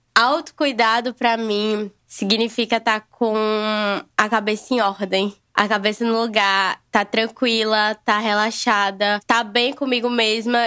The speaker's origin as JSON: {"language": "Portuguese", "town": "Natal", "region": "Rio Grande do Norte", "country": "Brazil", "said": "eu sou de Natal, Rio Grande do Norte, Nordeste com muito amor"}